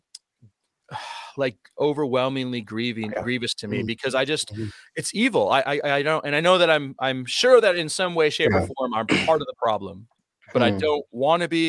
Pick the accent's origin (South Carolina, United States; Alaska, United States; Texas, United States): Alaska, United States; Anchorage; growing up in Alaska, which is really, a lot of people don't realize, Anchorage, Alaska is very diverse